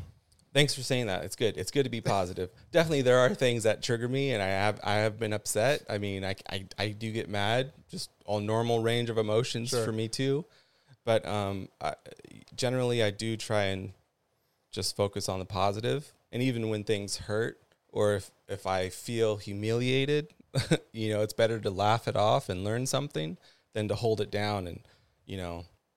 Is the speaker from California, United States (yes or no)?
yes; Ventura, California, United States; also born or lived in Ojai, California / Venice, California / Hawaii; I was born in Ojai. Okay. Raised in Ventura off of the avenue. Lived all up and down the avenue, midtown.